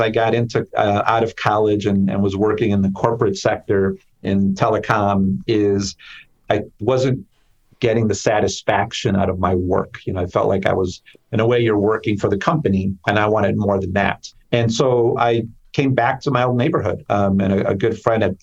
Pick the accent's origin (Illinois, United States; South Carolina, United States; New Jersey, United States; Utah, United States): Illinois, United States; Chicago; I grew up in Chicago in the Pilsen Little Village neighborhood